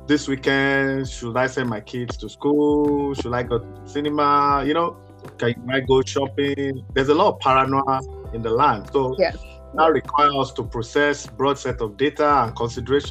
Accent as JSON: {"language": "English", "country": "Nigeria", "tie": "born or raised there", "moved": "yes", "said": "I'm Nigerian by birth"}